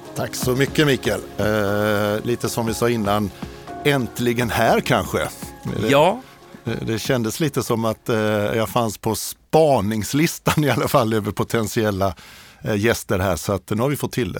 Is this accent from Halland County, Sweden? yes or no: no; Hovmantorp, Kronoberg County, Sweden; moved away as an adult; also born or lived in Kungälv / Lund; now in Stockholm, Sweden; jag är uppväxt i i Småland, i, eh, det allra eh, mörkaste och mest kargaste av Småland, Kronobergs län, i ett samhälle som heter Hovmantorp